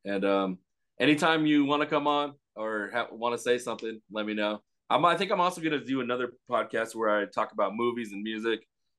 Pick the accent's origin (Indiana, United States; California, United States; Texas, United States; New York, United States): California, United States; Pomona; No, I'm from Pomona. Okay. I'm over here by the glass house.